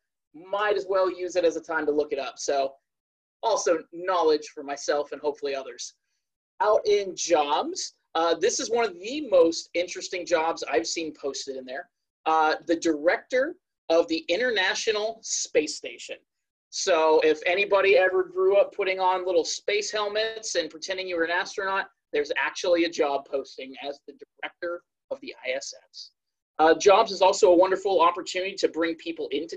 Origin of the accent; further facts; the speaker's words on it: Dublin, California, United States; moved away as an adult; also born or lived in Jacksonville, Florida; now in Maryland, United States; originally I'm from the California Bay Area, specifically Dublin.